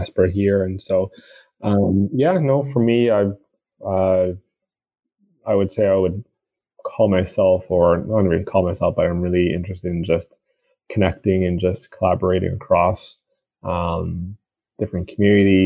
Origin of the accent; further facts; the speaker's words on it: Toronto, Ontario, Canada; also born or lived in Montreal; I was born in Toronto. My parents, they came to Canada in the late 80s or mid 80s and grew up here in Toronto.